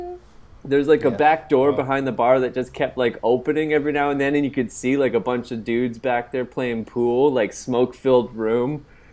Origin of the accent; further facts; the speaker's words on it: Canada; I'm visiting from Canada